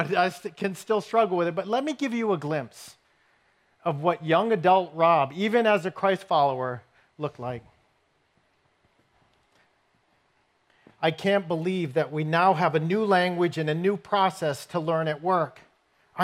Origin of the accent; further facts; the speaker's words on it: New England, United States; I grew up in New England